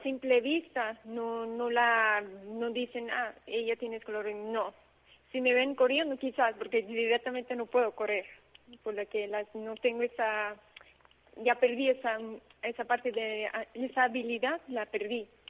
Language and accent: Spanish; Aruba; moved away; yo soy de Caribe, yo soy de Aruba, pero mi papá es portugués